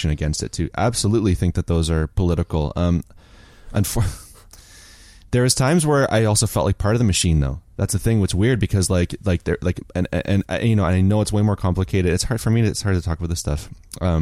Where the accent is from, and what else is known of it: Chatham, Ontario, Canada; born or raised there; moved away as an adult